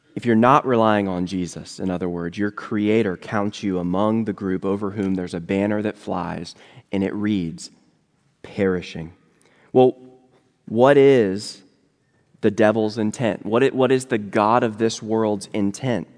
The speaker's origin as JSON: {"language": "English", "region": "Virginia", "country": "United States", "moved": "yes", "lives_now": "Louisville, United States", "said": "I live in Louisville, Kentucky now, but I'm originally from Virginia"}